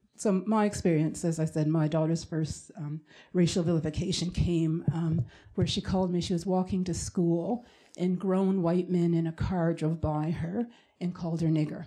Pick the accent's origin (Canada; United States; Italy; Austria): Canada; I'm Canadian, born and raised